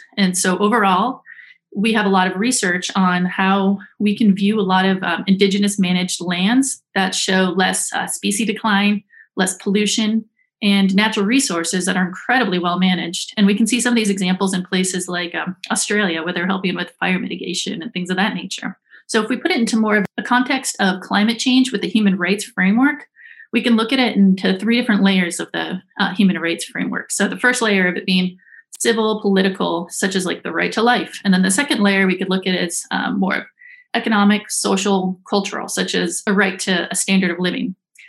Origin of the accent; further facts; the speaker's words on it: Alaska, United States; I am from the Yanitinida tribe of the Otna Athabascan people. So I was born and raised in the Arctic